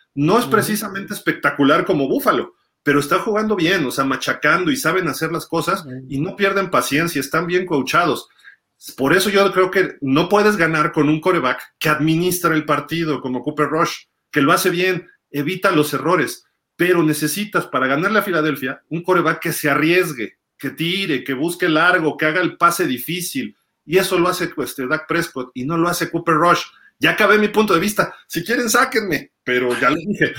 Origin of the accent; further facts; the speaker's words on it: Mexico City, Mexico; mi papá nació en Tamaulipas, mi mamá en Jalisco, y pues yo sí soy chilango